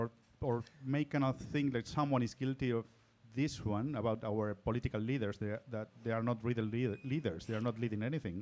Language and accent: English; Salta, Argentina; moved away as an adult; now in Barcelona, Spain; I'm from Salta, as you said before. It's northern part of Argentina. The northern part. In the border with Bolivia. Well, border with Bolivia, Chile, and Paraguay, really. I came here during a crisis of 2002